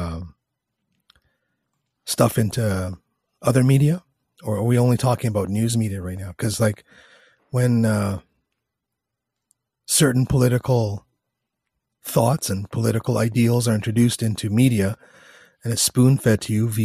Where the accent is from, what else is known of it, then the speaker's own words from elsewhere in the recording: Canada; I'm a liberal from Canada